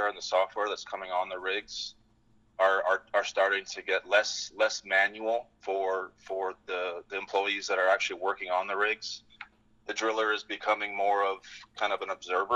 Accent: British Columbia, Canada; moved away as an adult; also born or lived in Gabon; now in Fort Worth, United States; I grew up in Canada. I grew up in British Columbia, a small town north of Vancouver, about 3 hours.

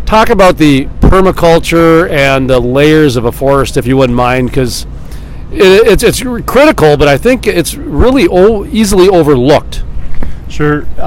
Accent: Missouri, United States; moved away as an adult; also born or lived in Idaho / Jamestown, North Dakota; now in Bismarck, United States; I'm from Missouri.

